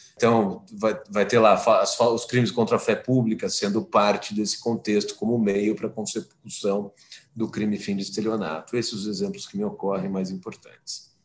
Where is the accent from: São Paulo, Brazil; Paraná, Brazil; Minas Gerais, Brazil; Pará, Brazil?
São Paulo, Brazil; eu sou de São Paulo